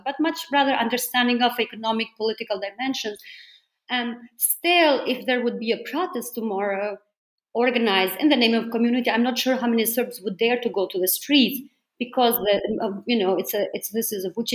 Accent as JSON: {"language": "English", "country": "Germany", "lives_now": "Berlin, Germany", "said": "in my home country here in Berlin"}